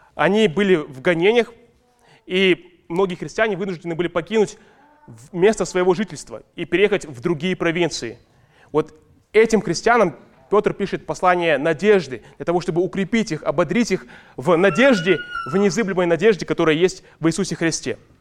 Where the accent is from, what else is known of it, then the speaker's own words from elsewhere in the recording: Ust-Kamenogorsk, East Kazakhstan Region, Kazakhstan; now in Almaty, Kazakhstan; мы росли в доме в детстве в Усть-Каменогорске